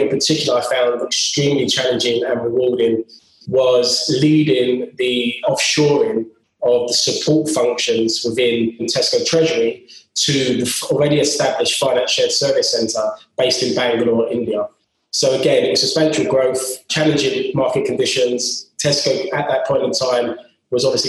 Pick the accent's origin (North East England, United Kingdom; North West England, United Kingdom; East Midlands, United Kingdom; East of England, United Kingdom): East of England, United Kingdom; Cheshunt; also born or lived in London / Brighton; my hometown, being from the London borders in Cheshunt.